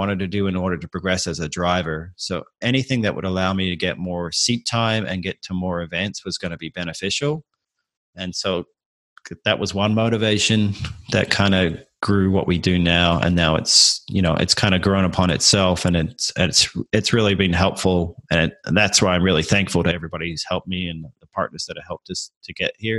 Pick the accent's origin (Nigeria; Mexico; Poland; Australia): Australia; Adelaide, South Australia; moved away as an adult; now in United States; I grew up in Adelaide